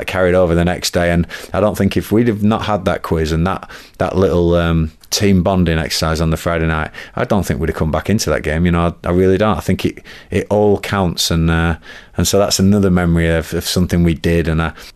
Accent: Blackburn, North West England, United Kingdom; moved away; Mum and Dad still live in Blackburn

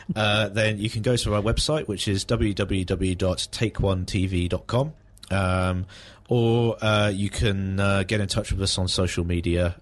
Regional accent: High Wycombe, South East England, United Kingdom; now in Aylesbury, United Kingdom; I was raised in High Wycombe

